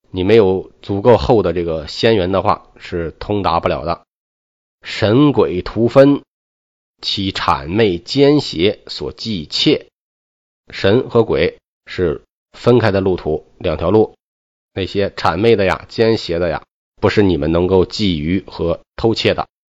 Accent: China; 我们中国

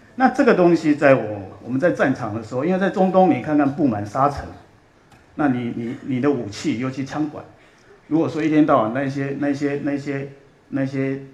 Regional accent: Australia; also born or lived in Taiwan / Jiulongpo, Chongqing (ancestral); 我是台湾出生，六岁，呃，移民到，呃，澳洲，然后在澳洲长大，然后，呃，在澳洲当兵，啊，我在，呃，皇军的，呃，皇家的海军学院

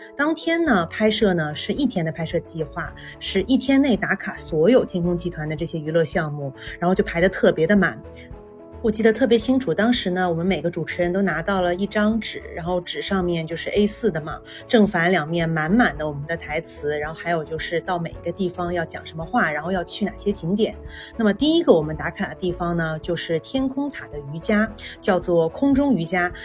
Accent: Guangzhou, Guangdong, China; 我小时候就经常我在广州长大的嘛

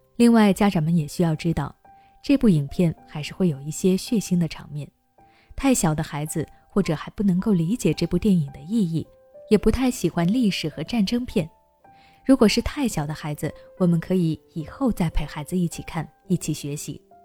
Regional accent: China; 我们每个中国人

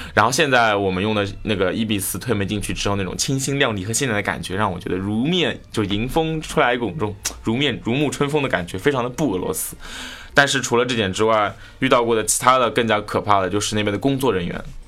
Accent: China; 如果他们猜不出来我中国的话，好歹会猜个亚洲的

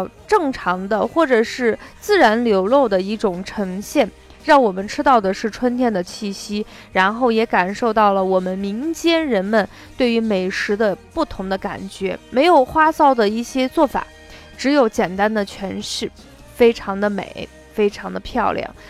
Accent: northern China, China; 那么，对于麦饭，很多南方人可能不是很熟悉，但是作为北方人来说，嗯，几乎家家户户都有自己喜欢的麦饭品种。

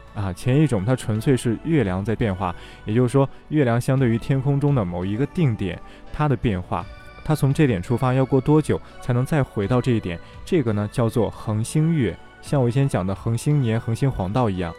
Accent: China; 我们中国人口中的月

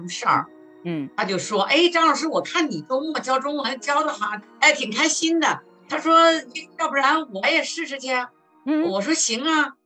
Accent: Hebei, China; now in Greater Washington area, United States; 我是来自中国河北的，教中文大概有十五六年了吧

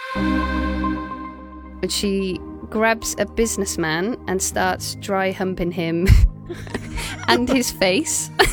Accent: Cardiff, Wales, United Kingdom; moved away as an adult; also born or lived in Aberystwyth, Wales; now in Shanghai, China; I'm from Cardiff in Wales

